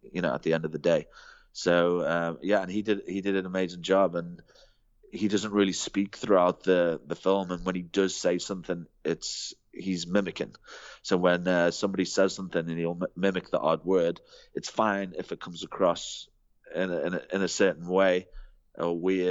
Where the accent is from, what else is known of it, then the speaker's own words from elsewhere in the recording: England, United Kingdom; now in South Africa; as an English guy